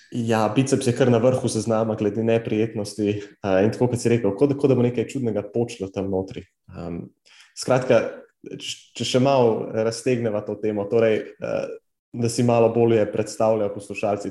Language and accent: Slovenian; Slovenia; res smo, neverjetni smo kot narod